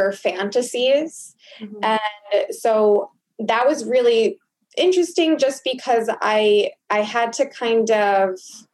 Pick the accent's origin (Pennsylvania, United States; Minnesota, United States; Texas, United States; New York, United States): New York, United States; Long Island; I grew up in Long Island